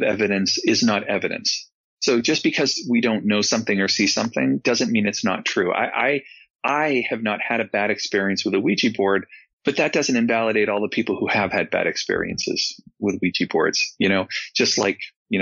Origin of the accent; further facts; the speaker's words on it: New England, United States; growing up in New England